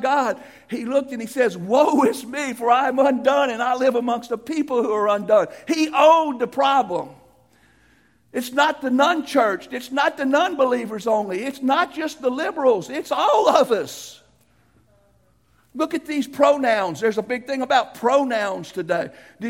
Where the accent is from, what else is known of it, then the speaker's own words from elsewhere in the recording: United States; I'm an American